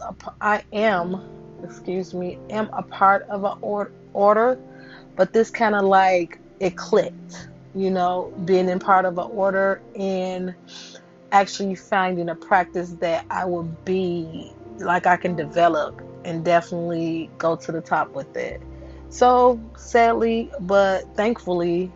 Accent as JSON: {"language": "English", "town": "Chicago", "region": "Illinois", "country": "United States", "said": "I am from Chicago, Illinois."}